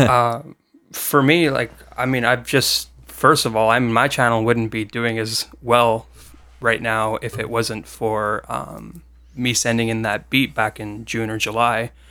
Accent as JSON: {"language": "English", "country": "Canada", "said": "I'm from Canada"}